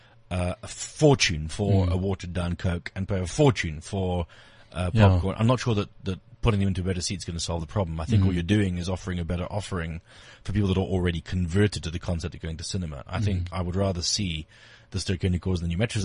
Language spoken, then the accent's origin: English; England, United Kingdom; now in South Africa; I was born in England, and when I came to this country